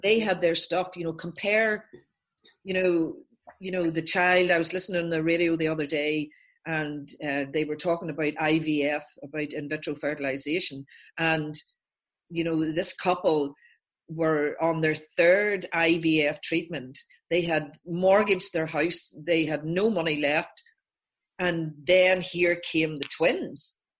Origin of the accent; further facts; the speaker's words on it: Northern Ireland, United Kingdom; I'm from Northern Ireland.